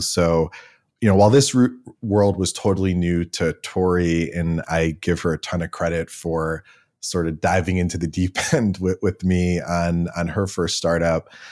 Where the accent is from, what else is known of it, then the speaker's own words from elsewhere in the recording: Cleveland, Ohio, United States; I grew up in Cleveland with a somewhat ridiculously high number of dogs